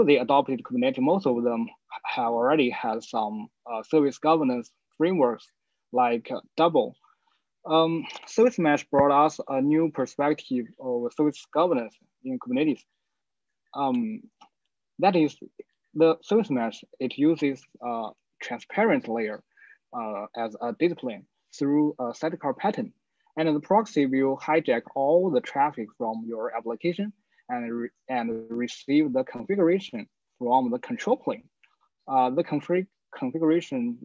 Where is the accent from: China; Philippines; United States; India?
China; I'm from China.